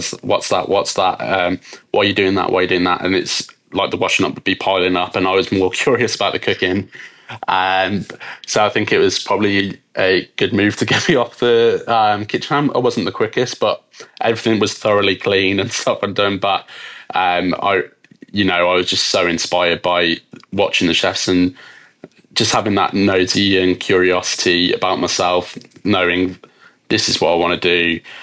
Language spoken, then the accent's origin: English; West Midlands, United Kingdom; So as you can probably tell from my accent, I'm from the UK. I was born just outside of Birmingham. So I'm half Scottish, half English.